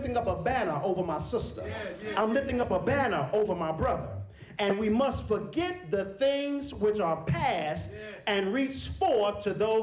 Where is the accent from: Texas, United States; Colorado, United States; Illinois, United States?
Texas, United States; I'm from Texas